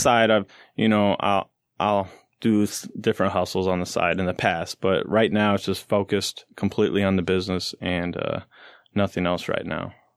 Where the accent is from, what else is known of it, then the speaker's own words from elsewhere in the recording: St. Louis, Missouri, United States; I'm from Saint Louis